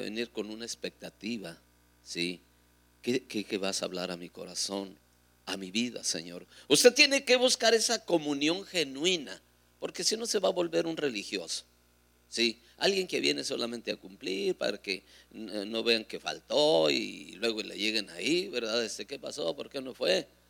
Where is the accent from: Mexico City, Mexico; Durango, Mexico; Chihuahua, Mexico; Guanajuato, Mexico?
Durango, Mexico; Ahí en Durango, en mi tierra